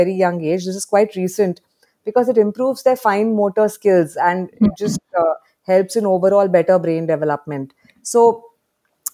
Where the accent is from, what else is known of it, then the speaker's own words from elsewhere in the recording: Mumbai, Maharashtra, India; my generation growing up in Bombay, I didn't have access to any garden or anything